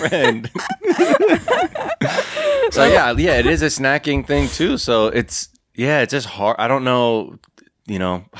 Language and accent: English; Los Angeles, California, United States; I grew up in the Valley.